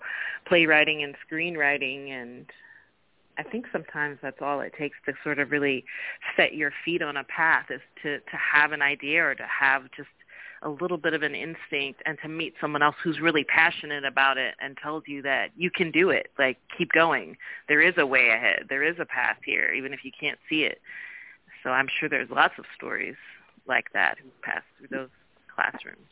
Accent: Oakland, California, United States; also born or lived in New Orleans; I moved from New Orleans back to Oakland where I'm from

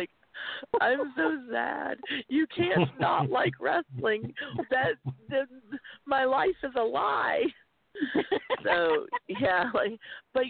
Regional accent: small town outside of Winston-Salem, North Carolina, United States; accent: Southern; also born or lived in Wilmington, North Carolina; I grew up in the South. I'm from a small town outside of Winston-Salem

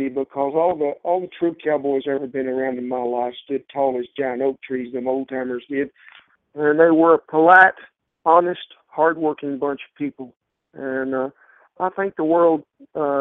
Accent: Southwest Oklahoma, United States; as a child growing up in Southwest Oklahoma

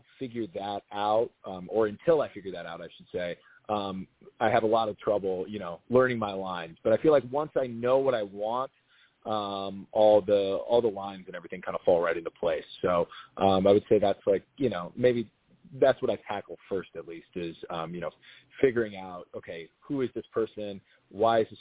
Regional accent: Minnesota, United States; now in Los Angeles, United States; I'm from Minnesota

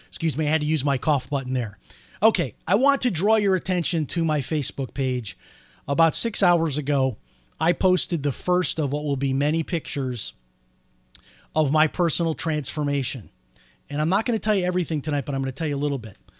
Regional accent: Chicago, Illinois, United States; now in Florida, United States; growing up outside of Chicago

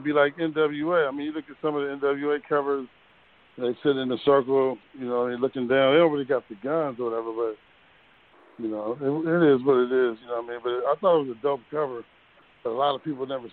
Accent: Richmond, California, United States; We grew up in Hilltop

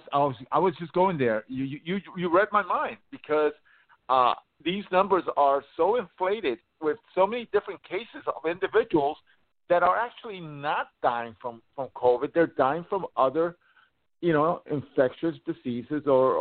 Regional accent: New York, United States; in my home state of New York

